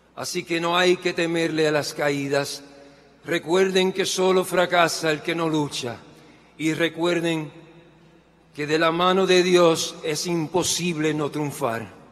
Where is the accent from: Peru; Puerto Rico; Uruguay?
Puerto Rico; Yo hoy sé que soy puertorriqueño, músico, sobreviviente de cáncer